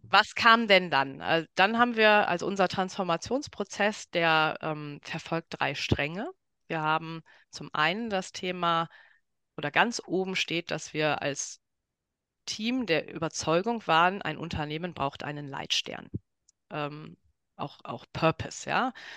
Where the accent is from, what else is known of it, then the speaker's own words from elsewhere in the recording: Ruhr area, North Rhine-Westphalia, Germany; moved away; also born or lived in Dortmund; ich komme aus dem Ruhrpott